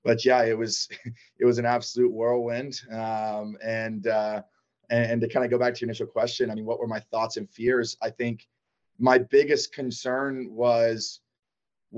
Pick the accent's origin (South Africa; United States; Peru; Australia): United States; Athens, Georgia; I grew up in Athens, Georgia